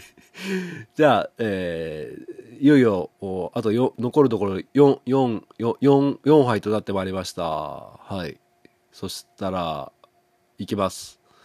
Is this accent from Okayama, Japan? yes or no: yes; Setouchi, Okayama, Japan; 僕の地元の牛窓